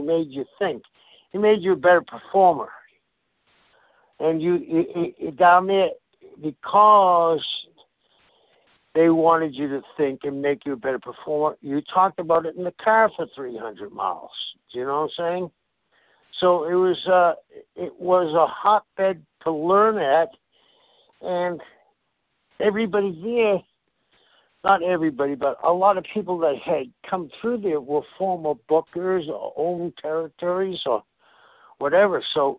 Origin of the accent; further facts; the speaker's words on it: Boston, Massachusetts, United States; I am an Irish Catholic from South Boston